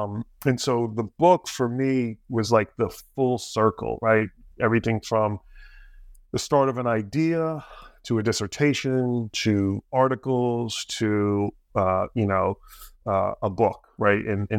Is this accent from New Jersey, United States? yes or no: yes; New Jersey, United States; I grew up in Jersey, a little bit south of that.